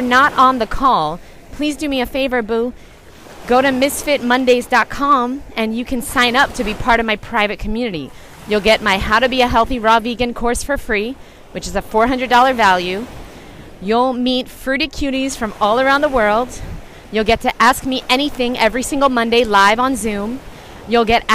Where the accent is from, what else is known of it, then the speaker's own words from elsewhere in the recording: New York, United States; moved away; I was born in New York